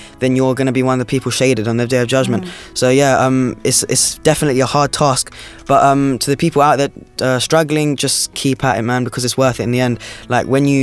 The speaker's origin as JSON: {"language": "English", "region": "London", "country": "United Kingdom", "tie": "born or raised there", "said": "Being brought up in London"}